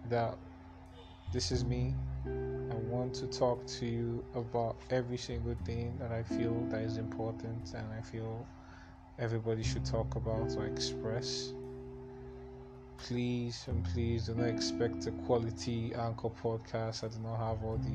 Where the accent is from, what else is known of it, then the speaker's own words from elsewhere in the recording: Enugu State, Nigeria; also born or lived in Imo State; I'm from Imo State to be precise. But I was born and I grew up in Enugu State, the East. So I'm Igbo.